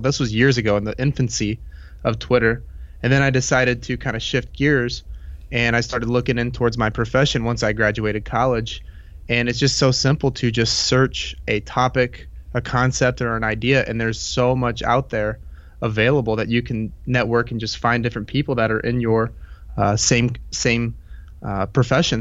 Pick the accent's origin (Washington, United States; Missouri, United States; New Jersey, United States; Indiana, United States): Indiana, United States; I was born in Indiana and I've lived here my whole life